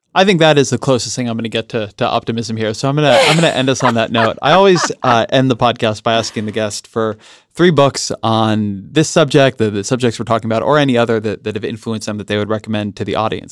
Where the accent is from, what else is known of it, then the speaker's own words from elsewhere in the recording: California, United States; I'm a Californian